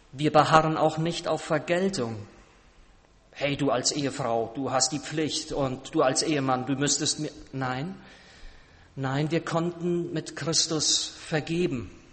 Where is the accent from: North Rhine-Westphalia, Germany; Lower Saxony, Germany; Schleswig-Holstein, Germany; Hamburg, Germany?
North Rhine-Westphalia, Germany; Siegerland; moved away; Wir waren im Siegerland, meiner Heimat, äh, in Westfalen, Südwestfalen